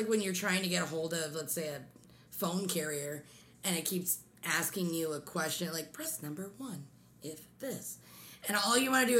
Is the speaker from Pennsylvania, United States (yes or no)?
yes; Pennsylvania, United States; now in Michigan, United States; I'm originally, I grew up in Pennsylvania, and I live right next to Maryland.